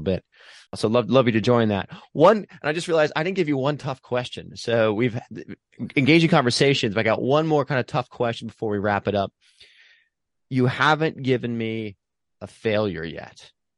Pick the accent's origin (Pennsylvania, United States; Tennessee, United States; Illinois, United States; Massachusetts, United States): Pennsylvania, United States; now in Hermosa Beach, United States; I'm from Pennsylvania